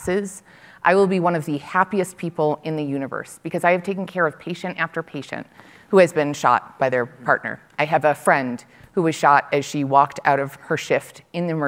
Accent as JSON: {"language": "English", "town": "Buffalo", "region": "New York", "country": "United States", "tie": "born or raised there", "said": "I grew up in Buffalo, New York"}